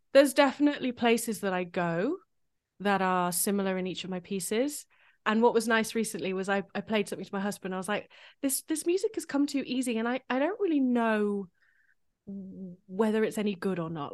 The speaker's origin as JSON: {"language": "English", "country": "United Kingdom", "said": "as a British composer"}